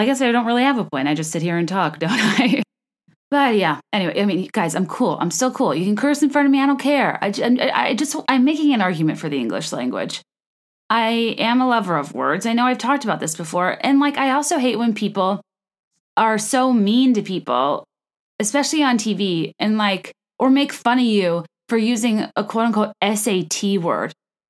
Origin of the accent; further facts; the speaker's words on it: the South, United States; accent: Australian; You think being from the South, I'd have a better Southern accent, but clearly my Australian accent far exceeds my Southern.